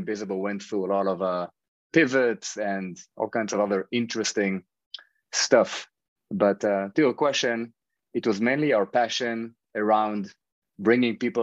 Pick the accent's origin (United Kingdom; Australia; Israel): Israel; moved away as an adult; now in New York, United States; I grew up in Israel. Over the past 10 years, I've been living in New York with my family